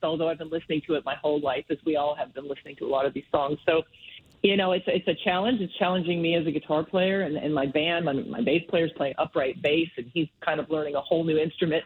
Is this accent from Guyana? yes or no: no; Medicine Hat, Alberta, Canada; now in Calgary, Canada; I, I grew up mostly in Medicine Hat